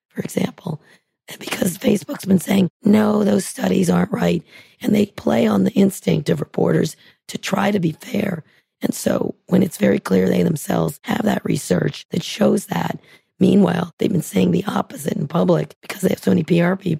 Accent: San Francisco, California, United States; I'm from San Francisco

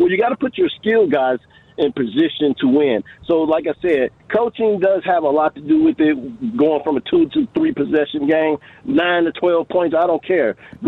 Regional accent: Kansas City, United States; Kansas City. I'm from Kansas City.

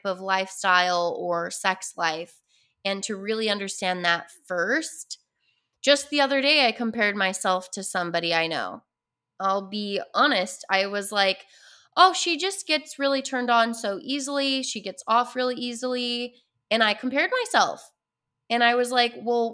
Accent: Utah, United States; I grew up in Utah

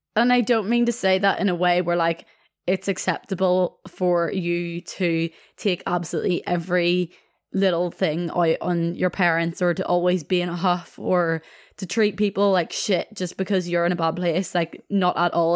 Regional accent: Belfast, Northern Ireland, United Kingdom; I'm from Belfast itself

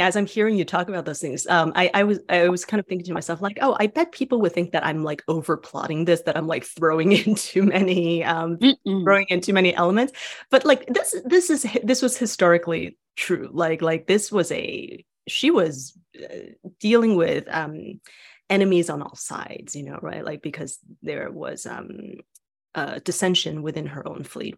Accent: Taiwan; moved away; I was born and raised in Taiwan

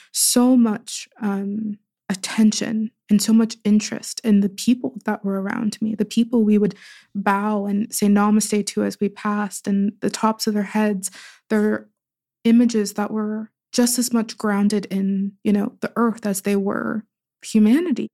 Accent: Pittsburgh, Pennsylvania, United States; born or raised there

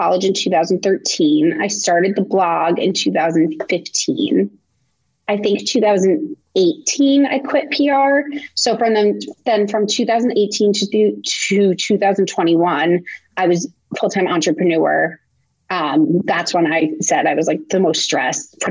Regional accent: Montville, New Jersey, United States; moved away as an adult; also born or lived in Connecticut / New York; I grew up in New Jersey. I went to college in Connecticut

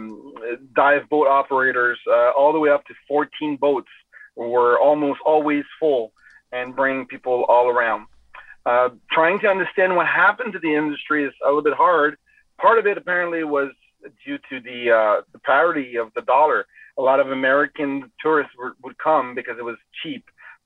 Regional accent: Rimouski, Quebec, Canada; now in Kingston, Canada; I come from Eastern Quebec in Rimouski, where the St. Lawrence River is about 60 kilometers wide

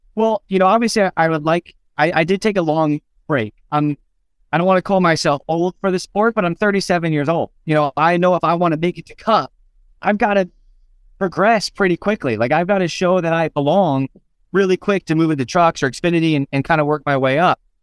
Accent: Phoenix, Arizona, United States; Phoenix, which is our next race, which is my hometown

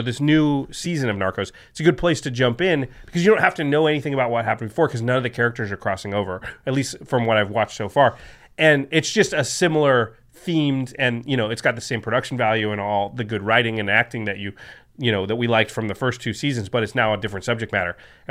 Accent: Portland, United States; Well, next time, especially since I'm from Portland, but I was just there.

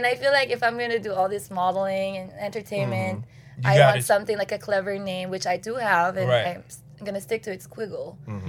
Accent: Philippines; English is a second language; moved away; I grew up in the Philippines.

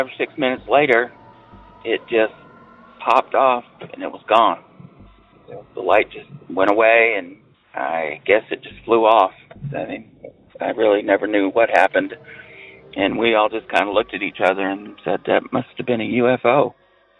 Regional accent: New Hampshire, United States; now in North Carolina, United States; I grew up in northern New England, New Hampshire, a very small town near the Canadian border.

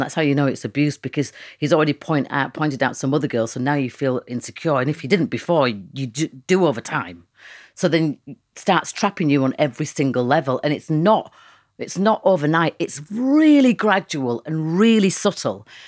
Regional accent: Leeds, Yorkshire and the Humber, United Kingdom; I know where I come from. I'm from Leeds

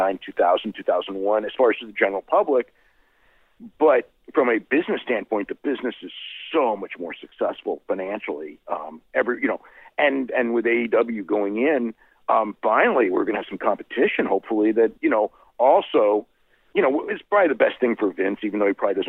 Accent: San Jose, California, United States; San Jose, my hometown

